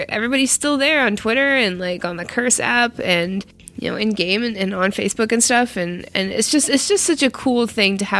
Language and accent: English; Canada; now in United States; I am Canadian, and I am foreign in this country of America